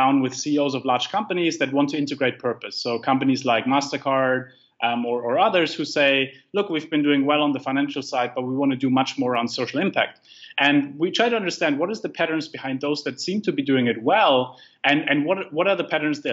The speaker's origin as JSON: {"language": "English", "country": "Germany", "moved": "yes", "said": "I come from Germany, like I grew up with a very risk averse mindset"}